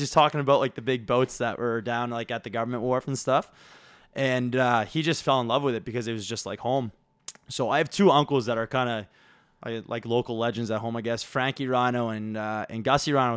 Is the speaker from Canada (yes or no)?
yes; Williamswood, Nova Scotia, Canada; grew up in Williamswood, where Tanner grew up.